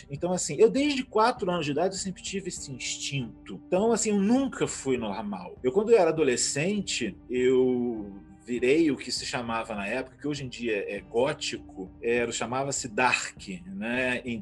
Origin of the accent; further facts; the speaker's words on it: Teresina, Piauí, Brazil; also born or lived in Rio de Janeiro; now in Ciudad de la Costa, Uruguay; eu nasci, eu sou carioca, né? atualmente eu moro no, no Uruguai, em Ciudad de la Costa